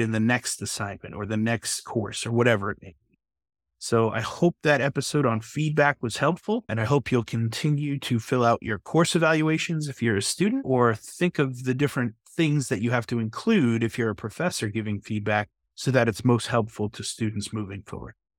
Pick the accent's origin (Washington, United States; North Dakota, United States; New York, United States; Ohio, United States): New York, United States; I'm from New York